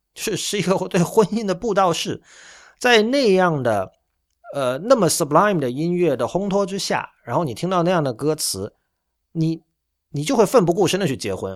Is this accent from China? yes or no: yes; China; 我们中国人